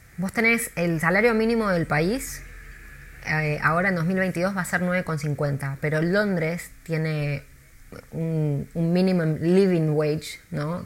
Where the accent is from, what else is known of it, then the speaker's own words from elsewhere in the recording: Buenos Aires, Argentina; moved away as an adult; also born or lived in New York, United States / Mexico City, Mexico; now in London, United Kingdom; yo soy de Buenos Aires